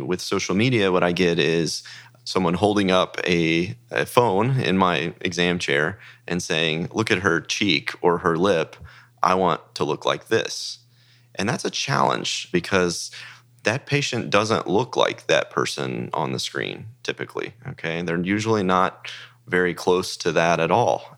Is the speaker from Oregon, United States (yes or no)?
no; Dallas, Texas, United States; also born or lived in Frisco, Texas; I grew up in Texas in the Dallas area